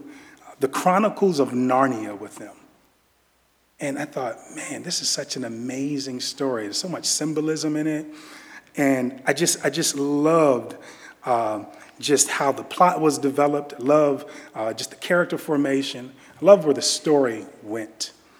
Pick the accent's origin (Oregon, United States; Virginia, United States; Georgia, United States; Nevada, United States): Virginia, United States; I'm from Virginia. I am from Virginia, and I'm a DMV guy